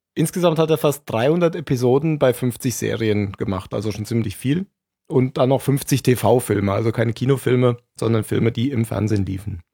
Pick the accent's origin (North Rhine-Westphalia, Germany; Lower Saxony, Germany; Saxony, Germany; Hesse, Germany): Hesse, Germany; also born or lived in Bavaria; now in Baden-Württemberg, Germany; Ich bin, bin geborener Hesse, gewohnter Baden-Württemberger und Arbeitsbayer